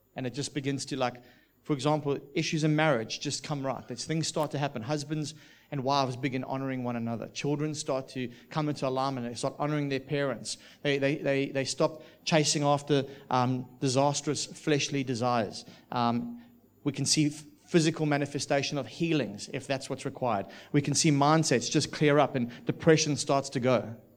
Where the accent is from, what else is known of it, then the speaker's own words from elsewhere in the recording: South Africa; also born or lived in United Kingdom; now in Australia; what I grew up with in South Africa.